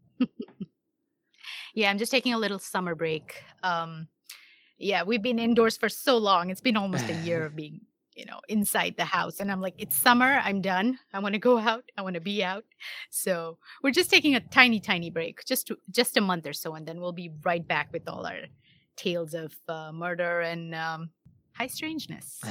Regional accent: India; moved away as an adult; now in United States; I'm born and brought up in India, and then I got married and moved here around 13 or so years ago. When I say here, I mean the US

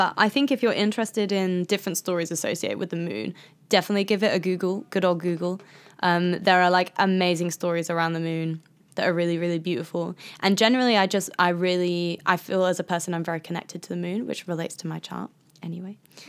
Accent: Midlands, United Kingdom; I'm from the Midlands.

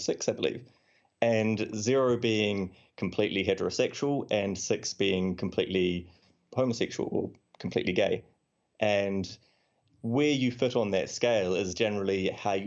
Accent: New Zealand; now in London, United Kingdom; I'm …, and as the name might suggest, I'm from New Zealand, but I'm living in London now

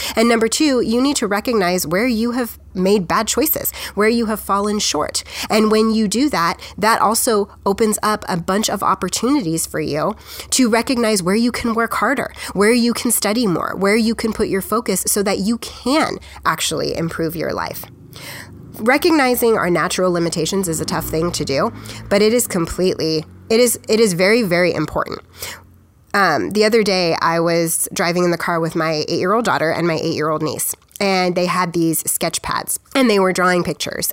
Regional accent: United States; I'm just an American

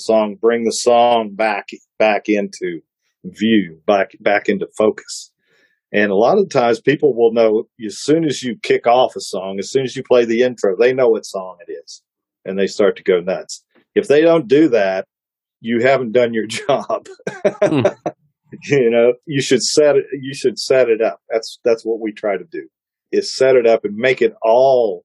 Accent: Ohio, United States; I'm from Ohio

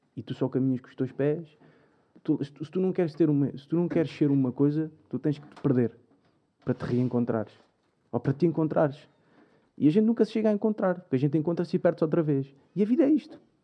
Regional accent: Albufeira, Algarve, Portugal; moved away as an adult; now in Lisbon, Portugal; como vinha do Algarve, Lisboa é diferente, uma cidade maior, não é? vinha de Albufeira

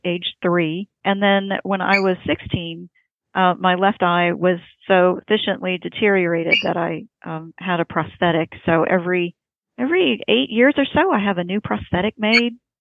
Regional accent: Indiana, United States; I was born in Indiana

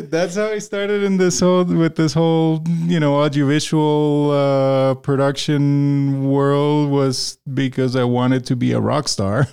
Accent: Caracas, Capital District, Venezuela; moved away as an adult; also born or lived in Ames, Iowa; now in Denver, United States; I grew up in Caracas and, um, you know, if we go, if we go back further, I was born in Ames, Iowa

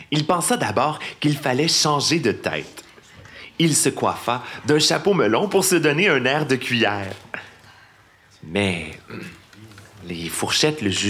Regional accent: Beauport, Quebec, Canada; born there; Je suis né à Beauport, en banlieue

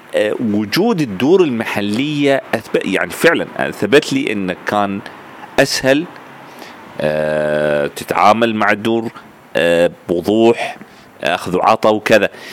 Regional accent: Sudan; كوني ألبينو وسوداني في نفس الوقت

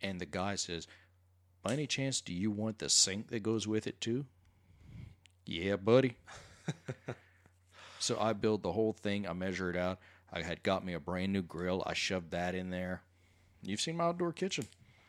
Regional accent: Cut Off, Louisiana, United States; I'm from Cutoff, Louisiana, home of Bobby Hebert, you know, the Cajun cannon.

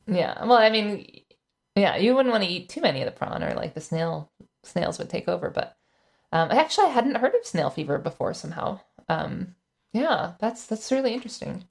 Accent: Florida, United States; I'm from Florida

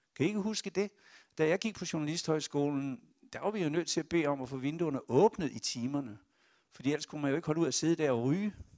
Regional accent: Esbjerg, Southern Denmark, Denmark; moved away; jeg er fiskesøn fra Esbjerg

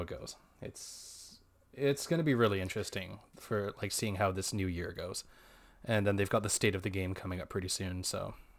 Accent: Canada; we're Canadian, actually. We're on the west coast of Canada.

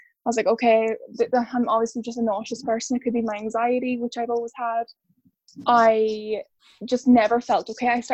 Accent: Ireland; now in United Kingdom; I'm from Ireland, originally.

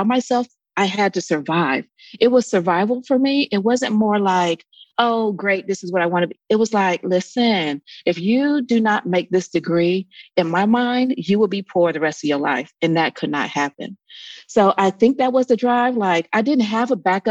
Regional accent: Columbus, Ohio, United States; moved away as an adult; also born or lived in Atlanta / Dayton, Ohio; I grew up in Columbus, Ohio

